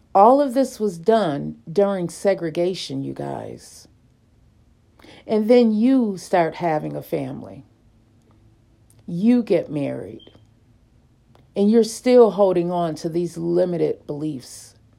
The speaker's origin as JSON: {"language": "English", "town": "Lackawanna", "region": "New York", "country": "United States", "tie": "born or raised there", "said": "growing up in the Dorothy Glover Projects in Lackawanna, New York"}